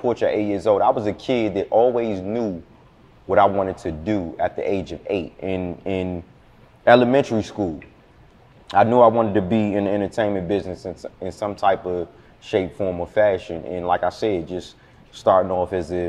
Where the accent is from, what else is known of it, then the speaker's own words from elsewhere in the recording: Forestville, Maryland, United States; moved away as an adult; also born or lived in Washington, D.C.; now in Atlanta, United States; Growing up in DMV